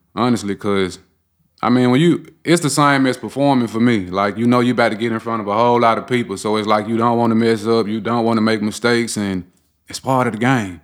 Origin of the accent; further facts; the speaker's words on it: Memphis, Tennessee, United States; born and raised in South Memphis